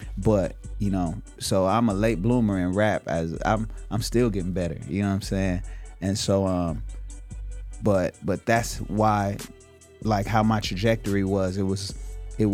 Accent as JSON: {"language": "English", "town": "Inglewood", "region": "California", "country": "United States", "said": "I'm from Inglewood"}